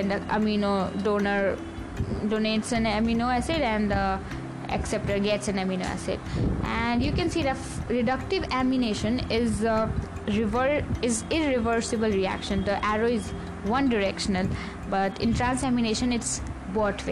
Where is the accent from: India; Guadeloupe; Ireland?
India; I'm an Indian first and always